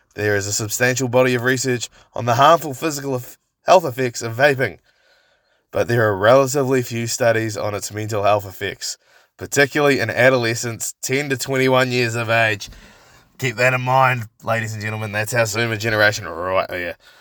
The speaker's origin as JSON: {"language": "English", "town": "Christchurch", "region": "Canterbury", "country": "New Zealand", "tie": "born or raised there", "said": "I grew up in Linwood. For those of you that don't know, to be specific, I grew up on Jolly Street in Linwood."}